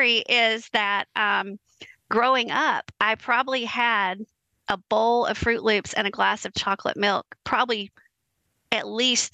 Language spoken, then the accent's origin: English; South Alabama, United States; here we are from South Alabama.